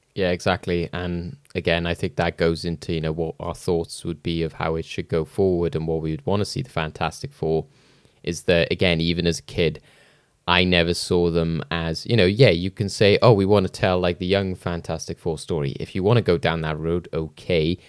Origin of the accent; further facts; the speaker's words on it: Wales, United Kingdom; as a Welsh person